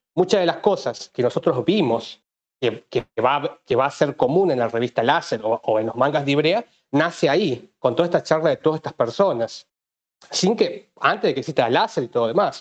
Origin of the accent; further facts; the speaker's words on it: Tucumán, Argentina; yo soy tucumano en realidad, de hecho justo estoy hablando en Tucumán.